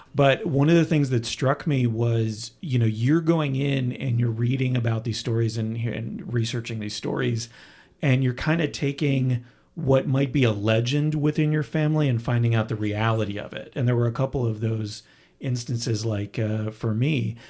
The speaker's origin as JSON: {"language": "English", "country": "Canada", "tie": "born or raised there", "moved": "yes", "said": "I was born in Canada"}